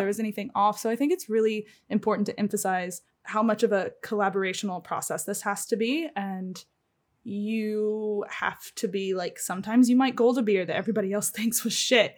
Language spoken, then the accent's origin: English; Springfield, United States; moved away; my hometown's the same way, right? Like, when I was growing up there, I say it's a small town, the population's actually, like, a hundred and sixty thousand. But there was one, uh, Springfield Brewco